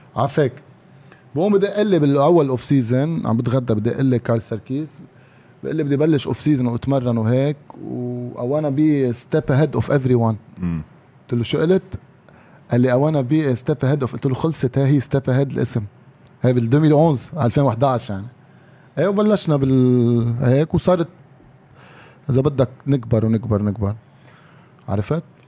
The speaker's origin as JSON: {"language": "Arabic", "country": "Lebanon", "said": "نحن بالسترينث اند كونديشنينج كلبنانيه"}